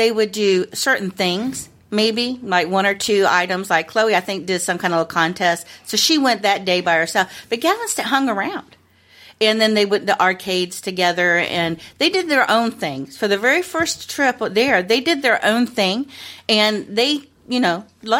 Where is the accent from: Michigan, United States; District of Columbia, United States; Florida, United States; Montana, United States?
Florida, United States; we're from Florida. We live in sandals and flip flops